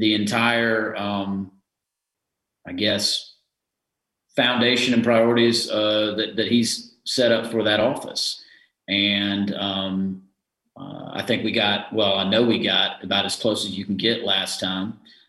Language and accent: English; Harris County, Georgia, United States; I'm originally from Harris County, Georgia, which is on the west side of the state